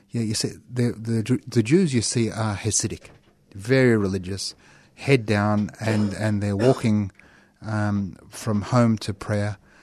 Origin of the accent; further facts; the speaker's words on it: Australia; accent: Australian; my thickest Australian accent